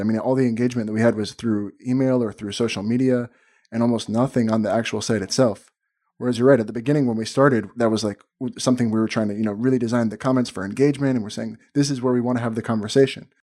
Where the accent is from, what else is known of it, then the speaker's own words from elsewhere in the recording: Miami, Florida, United States; moved away as an adult; now in Tel Aviv, Israel; I'm actually from, uh, Miami originally, living in Tel Aviv